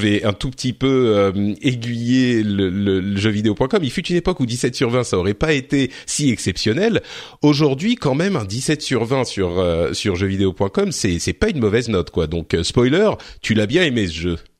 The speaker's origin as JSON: {"language": "French", "country": "France", "said": "chez nous, en France"}